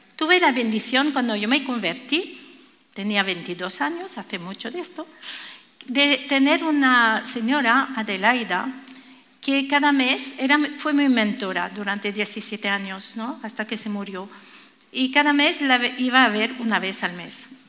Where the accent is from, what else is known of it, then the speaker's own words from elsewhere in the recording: France; Spanish is a second language; now in Spain; Yo soy francesa